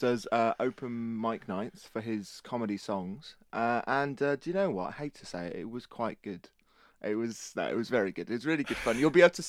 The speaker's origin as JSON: {"language": "English", "region": "East of England", "country": "United Kingdom", "said": "Just boring old Norfolk English."}